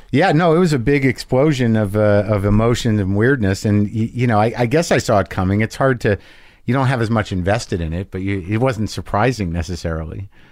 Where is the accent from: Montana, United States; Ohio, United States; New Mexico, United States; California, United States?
New Mexico, United States; accent: Jersey; moved away; I grew up in New Mexico.